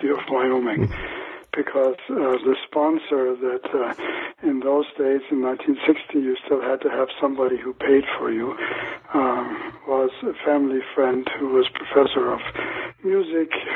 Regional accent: Germany; moved away; also born or lived in Magdeburg, Germany; I was born in Magdeburg in Germany in the summer of 1941

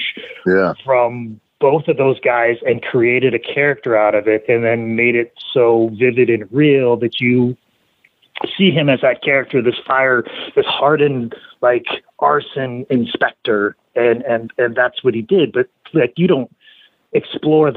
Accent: Iowa, United States; I was born and raised in Iowa

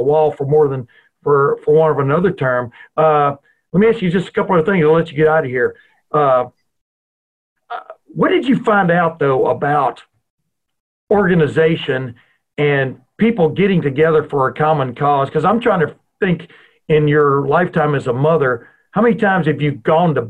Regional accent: the South, United States; growing up in the South

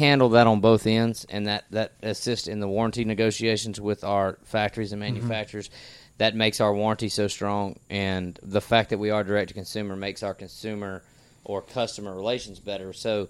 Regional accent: Southern United States, United States; Look, we're from the South. We don't dance.

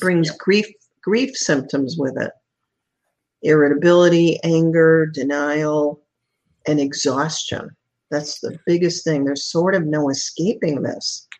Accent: Chicago, Illinois, United States; moved away as an adult; now in Sarasota, United States; after an entire lifetime as a Chicagoan, my husband and I moved to the Florida to Sarasota

